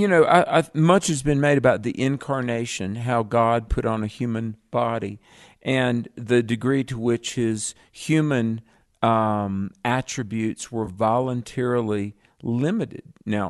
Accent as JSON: {"language": "English", "region": "North Carolina", "country": "United States", "tie": "born or raised there", "said": "My home state."}